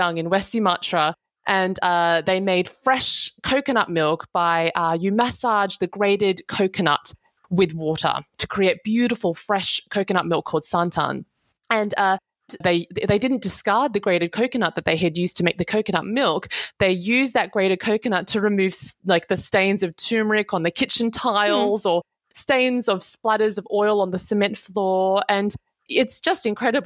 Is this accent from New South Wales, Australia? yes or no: yes; Sydney, New South Wales, Australia; I grew up in Sydney.